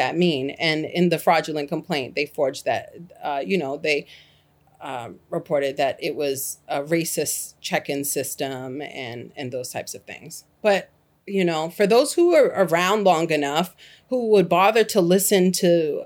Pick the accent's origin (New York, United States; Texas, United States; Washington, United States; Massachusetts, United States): Massachusetts, United States; Boston; moved away as an adult; now in Gainesville, Alabama, United States; I was born and raised in Boston, Massachusetts